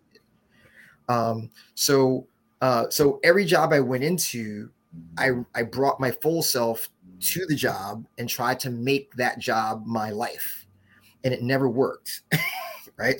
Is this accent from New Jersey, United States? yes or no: yes; West Orange, New Jersey, United States; moved away as an adult; also born or lived in Newark, New Jersey / Brooklyn, New York / New York; Then we moved to West Orange about 19, you know, right after first grade for me